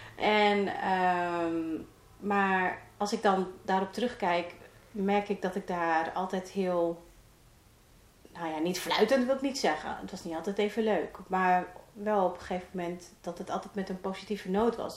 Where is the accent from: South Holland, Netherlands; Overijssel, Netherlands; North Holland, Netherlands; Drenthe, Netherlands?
Drenthe, Netherlands; Roden; ik kom uit een eh, klein dorpje in eh, Drenthe, Rode, vlakbij Groningen